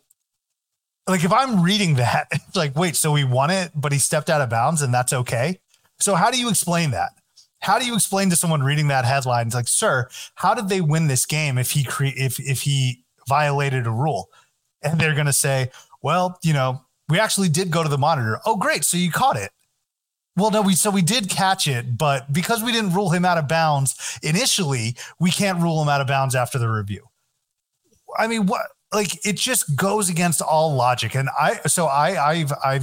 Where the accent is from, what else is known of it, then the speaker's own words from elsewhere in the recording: near Merrimack, North Andover area, Massachusetts, United States; That's close to my hometown.